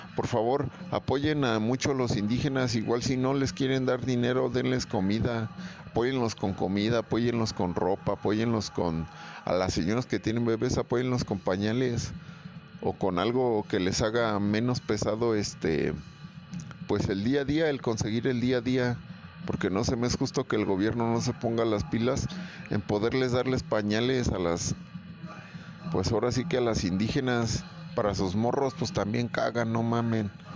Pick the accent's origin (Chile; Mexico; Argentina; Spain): Mexico; Somos mexicanos todos los días